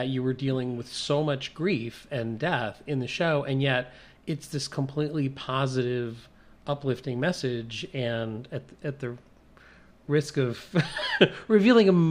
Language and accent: English; Mississippi, United States; I grew up in Mississippi